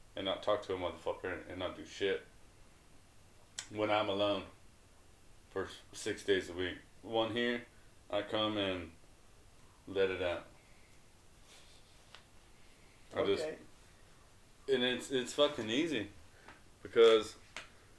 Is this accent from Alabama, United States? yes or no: no; Texas, United States; I'm from Texas.